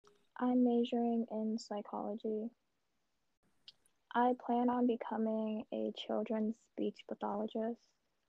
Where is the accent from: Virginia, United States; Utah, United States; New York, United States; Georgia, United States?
New York, United States; New York City; I'm from Brooklyn, New York. I go to SUNY Old Westbury College.